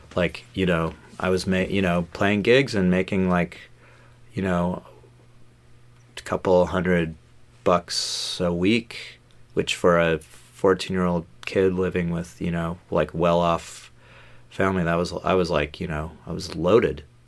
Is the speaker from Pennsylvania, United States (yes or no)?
no; Los Angeles, California, United States; moved away; I grew up in Los Angeles, like, um, mostly on the West Side, like, uh, I guess, I guess what's, what's now, like, the Pacific Palisades